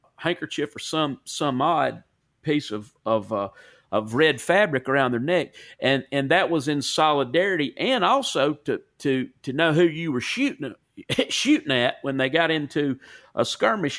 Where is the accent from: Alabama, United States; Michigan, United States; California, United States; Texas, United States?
Alabama, United States; Corner; accent: Southern; also born or lived in Cleveland, Tennessee / Sumiton, Alabama; I lived on the North Jefferson Walker County line, and I wa, I'm from Corner, Alabama